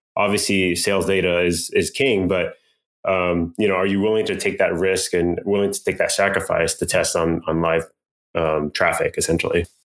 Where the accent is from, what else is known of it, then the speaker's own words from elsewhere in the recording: Irvine, California, United States; also born or lived in Berkeley / Bay Area; now in Los Angeles, United States; actually in Irvine. Uh, so I grew up mostly in Orange County, went up to Berkeley, spent some time in the Bay Area.